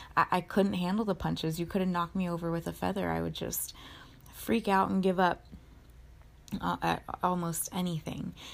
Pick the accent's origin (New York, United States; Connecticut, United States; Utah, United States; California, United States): California, United States; Orange County; where I grew up in Orange County California